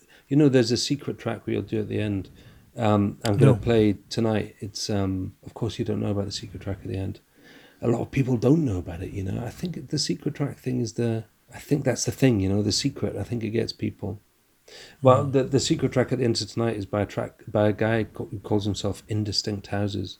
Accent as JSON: {"language": "English", "region": "Scotland", "country": "United Kingdom", "accent": "strong Scottish", "said": "my strong Scottish accent"}